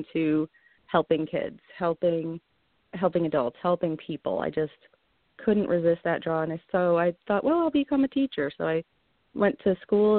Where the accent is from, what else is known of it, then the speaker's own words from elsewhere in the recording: Vernon, Connecticut, United States; I'm a local. I grew up in Vernon, Connecticut, just a little town off the side of the highway.